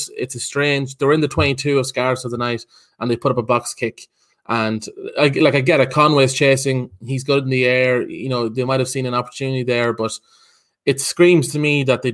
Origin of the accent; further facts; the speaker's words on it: Ireland; as an Irishman